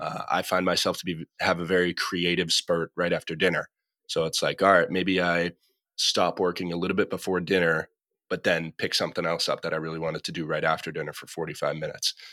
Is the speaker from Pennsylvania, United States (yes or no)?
no; Massachusetts, United States; now in Los Angeles, United States; I'm from Massachusetts, now living out in Los Angeles.